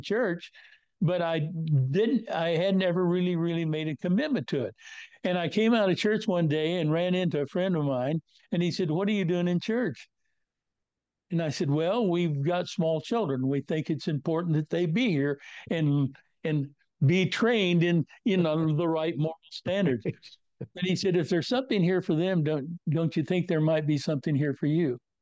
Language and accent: English; Northwest Kansas, United States; I was born and raised in Northwest Kansas in a very strong Christian environment.